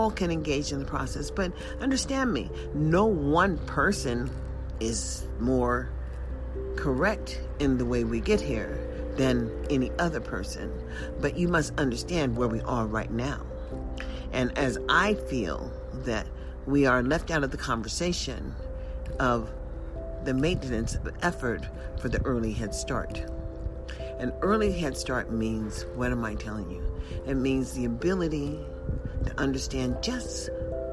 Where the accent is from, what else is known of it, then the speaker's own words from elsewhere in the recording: United States; also born or lived in Las Vegas; as an American citizen